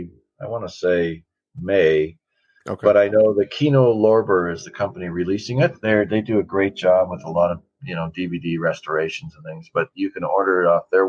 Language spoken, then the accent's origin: English; Washington, United States; growing up in Washington and hunting and fishing and eating wild game